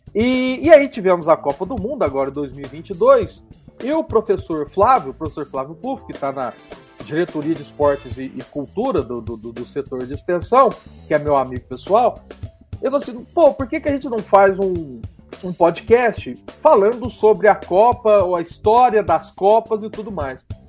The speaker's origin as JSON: {"language": "Portuguese", "town": "Itaú de Minas", "region": "Minas Gerais", "country": "Brazil", "tie": "born or raised there", "moved": "as an adult", "lives_now": "Guanhães, Brazil", "said": "Eu sou do sul de Minas, né? Eu nasci em Itaú de Minas, que fica próximo à cidade de Passos"}